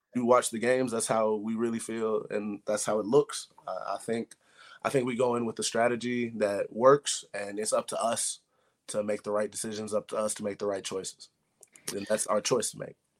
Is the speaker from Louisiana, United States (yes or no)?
no; Middle Tennessee, United States; moved away; back home for kids around Middle Tennessee